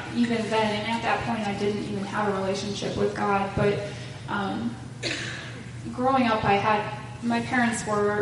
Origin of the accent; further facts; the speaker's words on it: Plymouth, Wisconsin, United States; also born or lived in Sheboygan, Wisconsin; I also grew up in Plymouth.